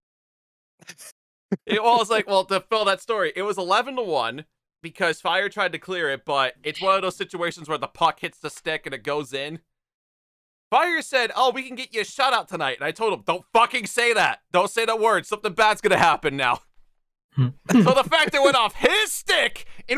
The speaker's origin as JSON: {"language": "English", "country": "United States", "said": "I'm American"}